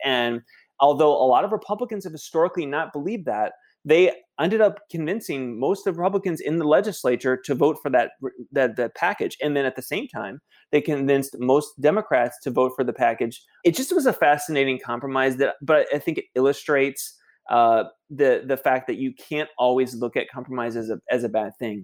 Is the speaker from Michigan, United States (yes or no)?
yes; Michigan, United States; my hometown in Michigan